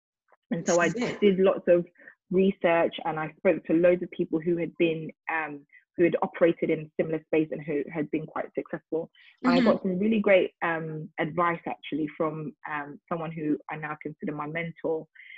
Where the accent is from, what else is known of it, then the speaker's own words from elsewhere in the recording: Nigeria; Like I said, I'm Nigerian, so we do things like, you know, naming ceremonies, baby dedication, all that stuff.